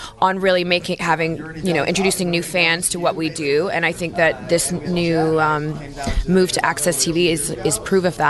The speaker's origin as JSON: {"language": "English", "town": "Victoria", "region": "British Columbia", "country": "Canada", "tie": "born or raised there", "also_born_or_lived": "Calgary, Canada", "moved": "yes", "said": "I'm Canadian. I was born and raised in Victoria, BC."}